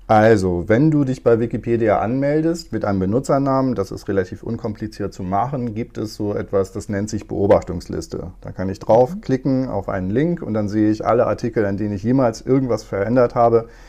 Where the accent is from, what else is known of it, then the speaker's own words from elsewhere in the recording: Moordorf, Lower Saxony, Germany; first language Low German; German is a second language; moved away as an adult; also born or lived in Victorbur / Oldenburg / Berlin / Leipzig; now in Kiel, Germany; Geboren bin ich in Ostviktorburg und aufgewachsen ein paar Kilometer weiter in Mordorf bei Aurich